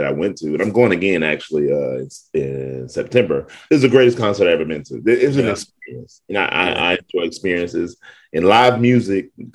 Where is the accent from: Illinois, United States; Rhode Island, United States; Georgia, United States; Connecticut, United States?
Georgia, United States; East Point; also born or lived in Camilla, Georgia; raised in Atlanta for sure. Grew up in the East Point area of Atlanta